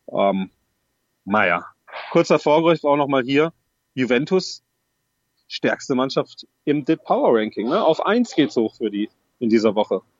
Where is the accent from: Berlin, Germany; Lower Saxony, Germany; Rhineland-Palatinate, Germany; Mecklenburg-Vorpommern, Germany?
Lower Saxony, Germany; Wolfsburg; Ist meine Heimat Wolfsburg.